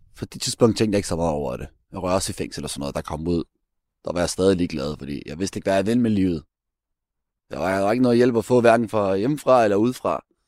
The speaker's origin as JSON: {"language": "Danish", "country": "Denmark", "tie": "born or raised there", "said": "nu er jeg født opvokset her"}